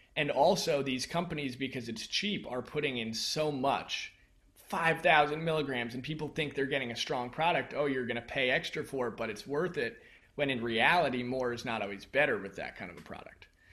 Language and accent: English; United States; growing up in the United States especially, we're a very mind-based culture